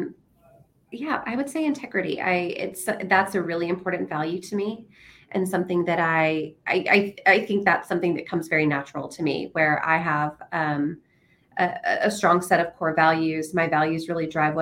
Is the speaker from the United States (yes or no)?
yes; Nashville, Tennessee, United States; now in San Antonio, United States; I'm from Nashville, Tennessee originally